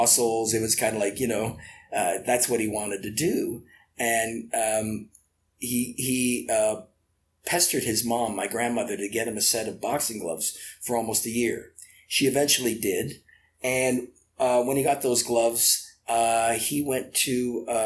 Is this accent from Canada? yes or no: yes; Canada; I would refer to myself as a Canadian with Croatian background.